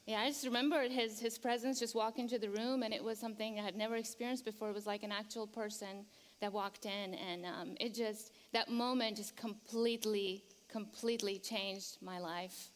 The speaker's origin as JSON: {"language": "English", "country": "Kuwait", "tie": "born or raised there", "moved": "yes", "lives_now": "Charlotte, United States", "said": "So we grew up in Kuwait. You know, our parents. Uh, immigrated from uh, from Pakistan, and uh, we, the, you know, mom and dad just kind of set their roots in in uh, in Kuwait, and uh, we were all born there"}